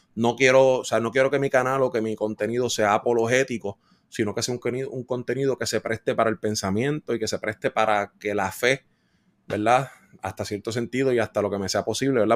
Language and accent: Spanish; Adjuntas, Puerto Rico; moved away as an adult; also born or lived in Fajardo, Puerto Rico / Guaynabo, Puerto Rico; me mudé entonces de, mi pueblo adjunta, me mudé para Fajardo